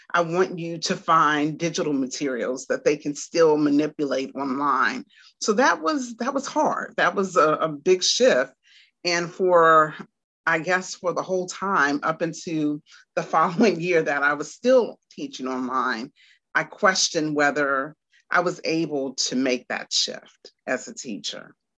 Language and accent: English; Washington, District of Columbia, United States; now in Garner, United States; am from Washington, D.C., and I currently reside in um, Raleigh, North Carolina, and really not Raleigh, but Garner.